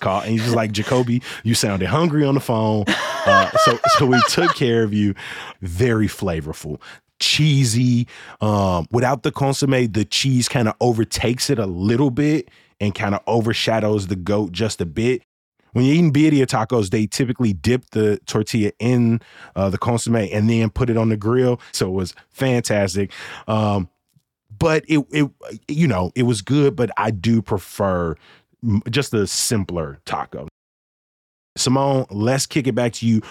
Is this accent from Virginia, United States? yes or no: no; Chicago, Illinois, United States; I grew up on the South Side